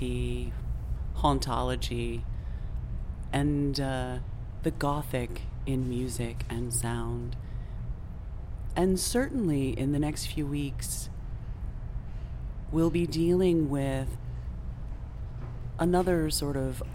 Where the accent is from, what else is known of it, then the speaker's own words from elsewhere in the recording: New England, United States; also born or lived in Southern California; now in Berlin, Germany; I grew up on the East Coast of the United States, and I am quite familiar with winter. New England winters are quite interesting